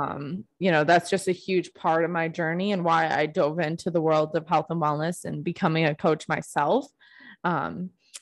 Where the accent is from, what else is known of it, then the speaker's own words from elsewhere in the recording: Buffalo, New York, United States; moved away as an adult; now in Phoenix, United States; I'm from Buffalo, New York